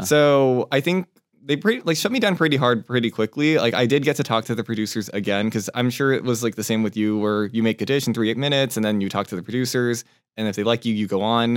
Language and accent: English; Torrance, California, United States; also born or lived in Taipei, Taiwan; So, I was born in Taipei, Taiwan, when, and then when I was one, we moved over to Torrance, California, where I spent a, probably, like, fifteen years of my life